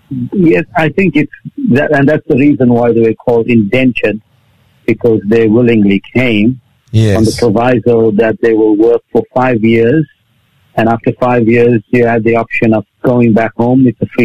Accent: South Africa; now in Australia; I was born in South Africa, born and raised in South Africa. However, I'm a fourth generation Indian.

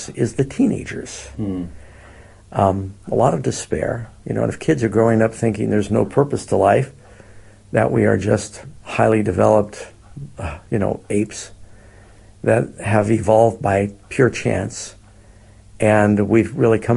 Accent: California, United States; Yeah, we're from Northern California, which is a little different, of course, than Southern California.

